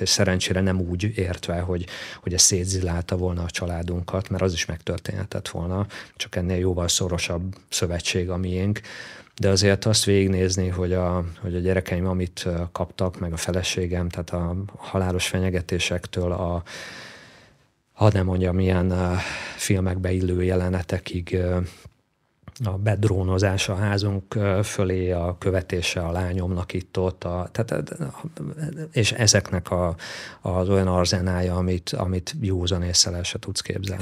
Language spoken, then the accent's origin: Hungarian; Szekszárd, Tolna, Hungary; also born or lived in Bátaszék; Én egy vidéki fiú vagyok, Szexádon nőttem fel